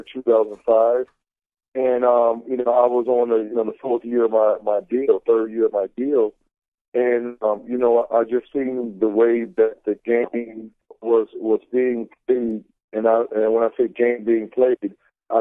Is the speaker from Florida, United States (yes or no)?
yes; Florida, United States; And I'm from Florida, so, I'm a Southern boy and we're bred on football